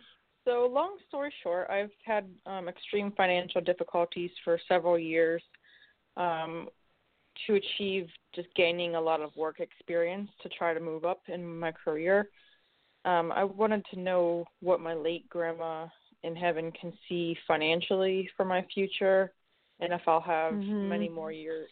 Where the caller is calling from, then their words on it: Ohio, United States; I'm calling from Ohio.